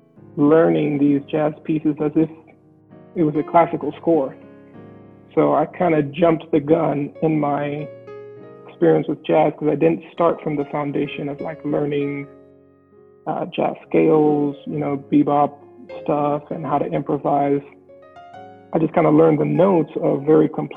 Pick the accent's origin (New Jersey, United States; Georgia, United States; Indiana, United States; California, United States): Indiana, United States; Indianapolis; also born or lived in New York; I am kind of an Indianapolis native in the sense that I grew up here, but I was born in New York